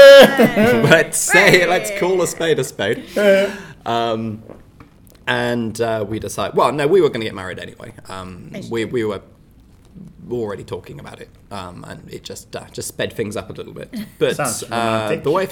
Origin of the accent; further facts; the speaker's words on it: Devon, South West England, United Kingdom; accent: West Country; I come from Devon